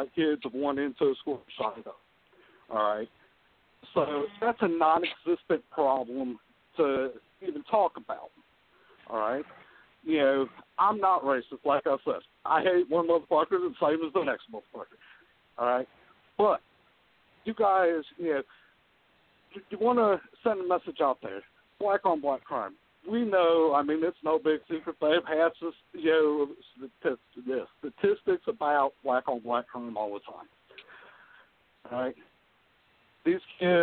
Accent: Middlebury, Indiana, United States; moved away as an adult; also born or lived in Elkhart, Indiana; now in Atlanta, United States; I grew up in Middlebury, Indiana.

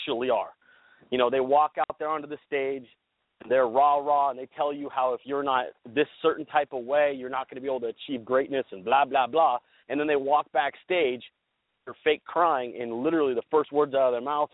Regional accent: Central Valley, Northern California, United States; I grew up in Northern California, in the Central Valley

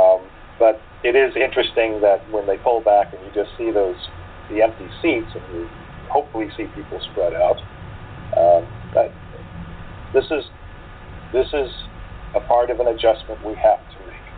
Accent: St. Augustine, Florida, United States; in St. Augustine, my hometown

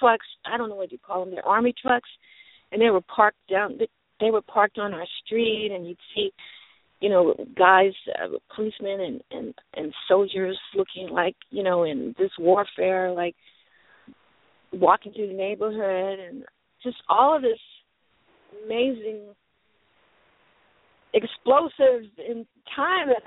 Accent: Los Angeles, California, United States; moved away as an adult; now in Atlanta, United States; I grew up in Los Angeles, California.

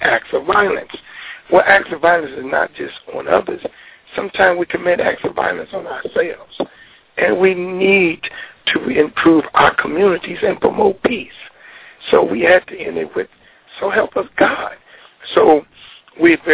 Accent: United States; I come from America

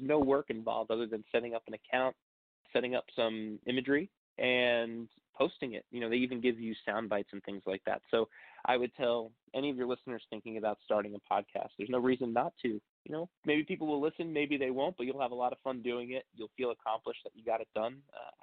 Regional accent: Long Island, New York, United States; I'm from Long Island, New York

